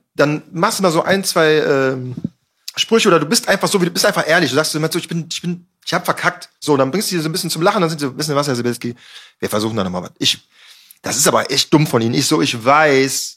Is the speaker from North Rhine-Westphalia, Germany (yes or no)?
yes; Düsseldorf, North Rhine-Westphalia, Germany; ich komme aus Düsseldorf, ist eine Biertrinker, Raucherstadt halt so